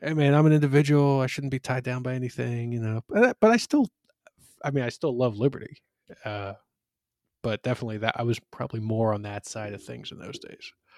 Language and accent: English; Philadelphia, Pennsylvania, United States; I grew up in Northeast Philly, which is, uh, it's part of the city of Philadelphia